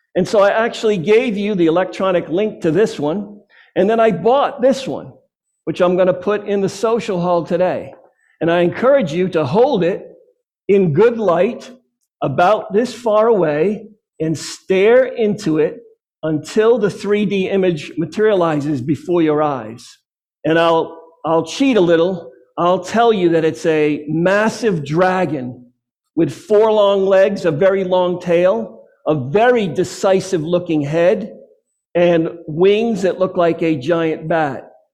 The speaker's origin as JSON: {"language": "English", "region": "Massachusetts", "country": "United States", "said": "my home state of Massachusetts"}